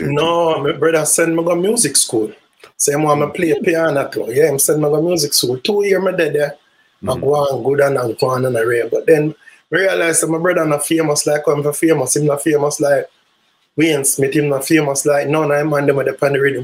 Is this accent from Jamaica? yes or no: yes; Kingston, Jamaica; also born or lived in St. Mary, Jamaica; I was born in Kingston, Jamaica, Waterhouse, Kingston 11